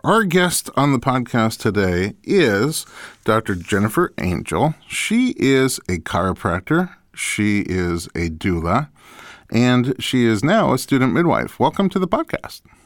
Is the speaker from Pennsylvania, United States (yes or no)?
no; New York, United States; I grew up in New York, which also gets snow and ice